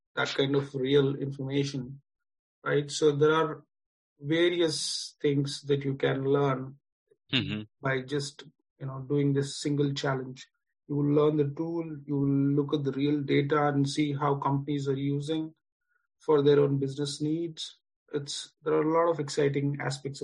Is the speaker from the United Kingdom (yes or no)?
no; India; I'm from India, have experience in IT and finance